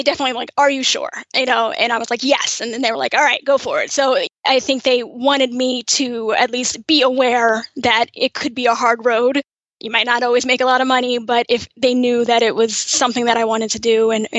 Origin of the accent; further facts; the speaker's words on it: New York, United States; moved away as an adult; also born or lived in Kansas; now in New Jersey, United States; I grew up in New York. My family is from Kansas. I was technically born in Kansas, but from about 6 months on, I'm a diehard New Yorker and have lived there up until about 8 years ago.